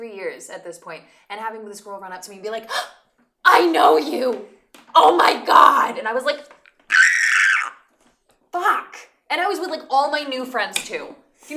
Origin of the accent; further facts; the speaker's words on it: Reno, Nevada, United States; moved away as an adult; now in Los Angeles, United States; I'm from Reno.